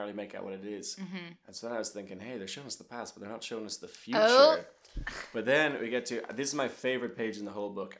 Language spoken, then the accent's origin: English; Ireland; the house I grew up in Port Leash, we were the first family to live in that house